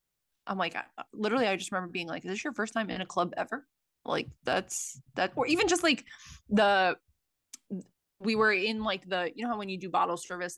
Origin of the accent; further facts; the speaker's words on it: Brooklyn, New York, United States; And we are two broads from Brooklyn, thank God.